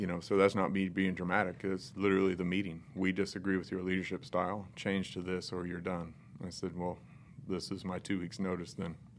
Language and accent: English; North Central Indiana, United States; I was raised in North Central Indiana by the all-American family almost